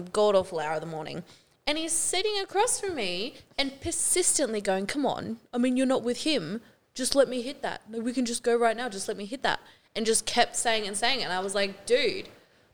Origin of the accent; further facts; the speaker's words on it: Australia; I'm Australian